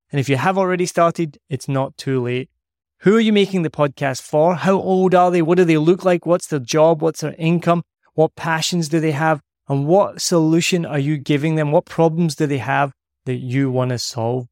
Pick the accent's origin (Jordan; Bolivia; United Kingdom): United Kingdom; Scotland; I'm Scottish